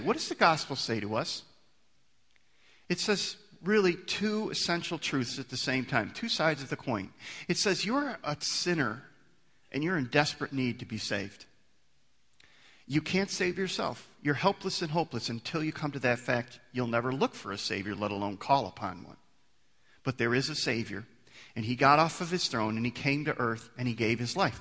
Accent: United States; I'm an American

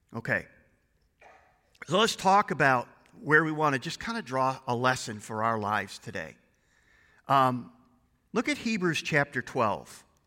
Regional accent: United States; as American Christians

